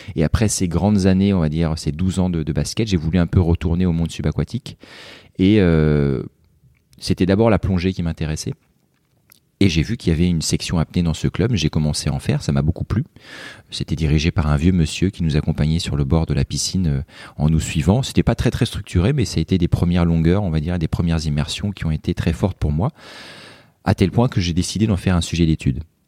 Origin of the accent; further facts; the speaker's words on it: Joué-lès-Tours, Centre-Val de Loire, France; moved away as an adult; now in Marseille, France; je suis un Tourangeau exilé dans la cité phocéenne